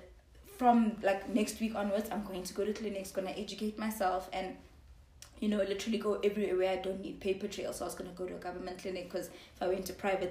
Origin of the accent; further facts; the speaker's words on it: Johannesburg, Gauteng, South Africa; also born or lived in Zimbabwe / Lesotho / Kenya; I grew up in Joburg predominantly. But my dad worked all over Africa. So 2 years of my life I spent in Zimbabwe